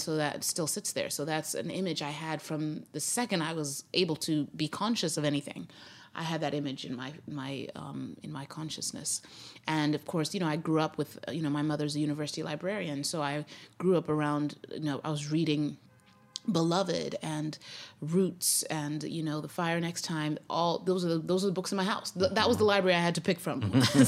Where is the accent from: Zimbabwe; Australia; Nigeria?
Zimbabwe; moved away as an adult; also born or lived in Grinnell, Iowa, United States; now in United States; And then we moved back to Zimbabwe, and uh, that's where I was raised from age five to age 19.